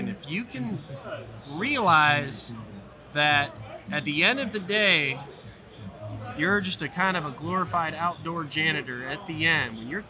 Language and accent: English; Charlotte, North Carolina, United States; All right, so I grew up in Charlotte, and I went to App State, got a degree in Parks and Recreation.